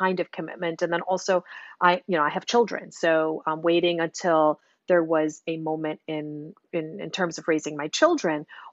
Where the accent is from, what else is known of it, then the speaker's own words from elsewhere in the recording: Chicago, Illinois, United States; I grew up in Chicago